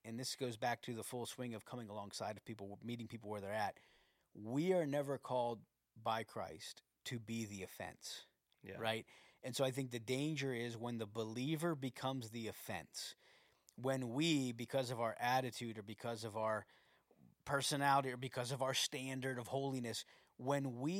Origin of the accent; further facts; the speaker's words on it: United States; I'm American.